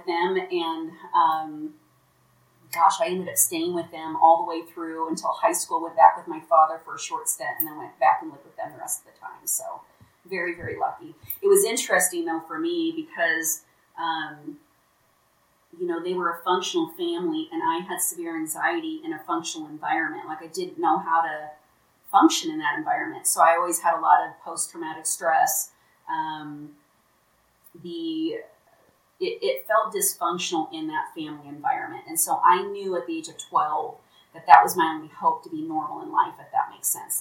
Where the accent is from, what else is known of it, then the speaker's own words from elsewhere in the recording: Omaha, Nebraska, United States; moved away as an adult; also born or lived in Lincoln, Nebraska; now in Salt Lake City, United States; Omaha, Nebraska is my hometown